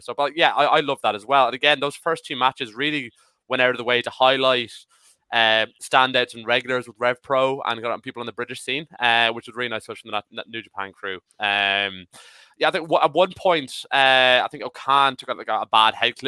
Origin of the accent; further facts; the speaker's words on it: Ireland; as an Irish person